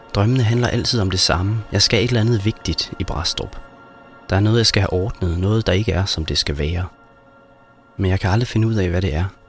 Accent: Brædstrup, Central Denmark Region, Denmark; born or raised there; moved away

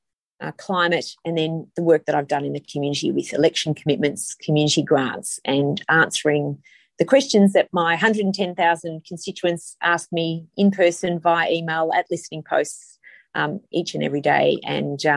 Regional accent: Indi, Victoria, Australia; moved away; I come from Indi. I have a lot of family and friends

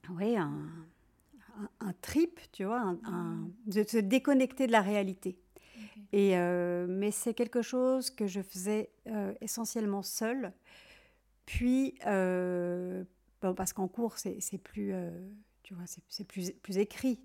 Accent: Switzerland; now in Paris, France; j'ai passé toute mon enfance en Suisse, dans la campagne

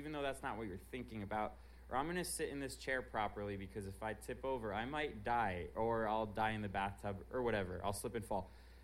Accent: Miami, Florida, United States; I'm from Miami

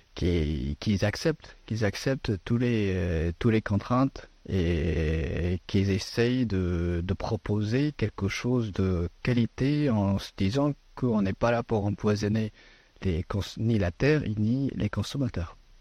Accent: Afghanistan; French is a second language; now in France; mon pays d'origine de l'Afghanistan

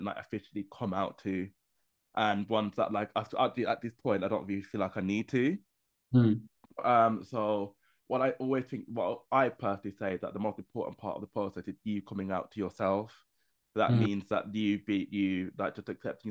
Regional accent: Birmingham, West Midlands, United Kingdom; moved away as an adult; now in London, United Kingdom; I moved away from my hometown of Birmingham and moved to London

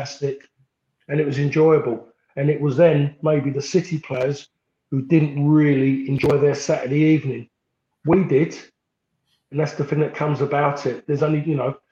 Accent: London, United Kingdom; also born or lived in Essex; me being like a Londoner and become an Essex man

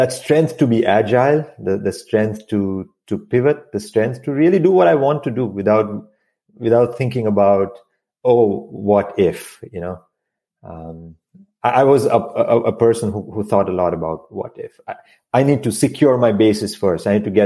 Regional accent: India; moved away as an adult; now in United States; I moved to this country from India. And so I grew up in a very small town

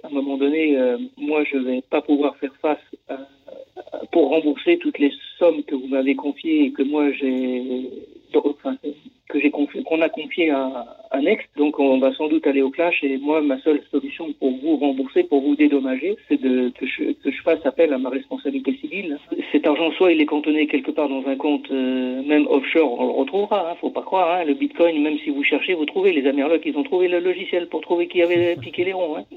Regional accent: France; chez nous en France

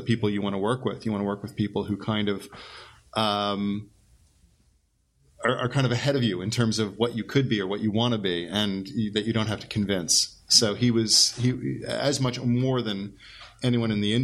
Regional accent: Great Neck, New York, United States; I grew up in Great Neck, Long Island

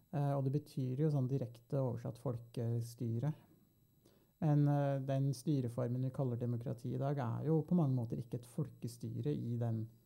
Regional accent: Norway; vi som nordmenn

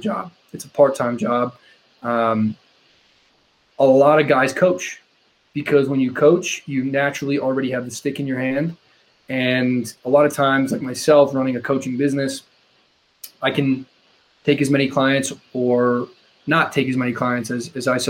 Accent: Quincy, Massachusetts, United States; grew up in Quincy, just south of Boston

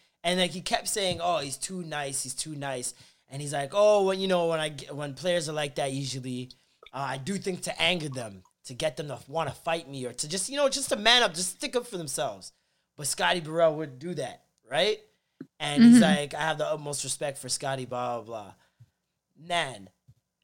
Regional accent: Jamaica; a Jamaican

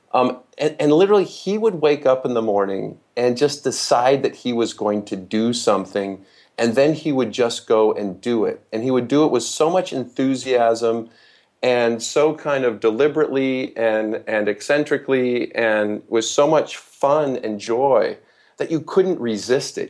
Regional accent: Holland, Michigan, United States; I was raised in West Michigan

